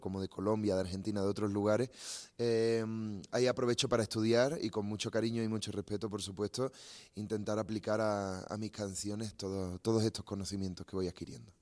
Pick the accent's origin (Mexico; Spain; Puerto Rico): Spain; Andalusia; yo vengo de Andalucía, ¿no? Del sur de España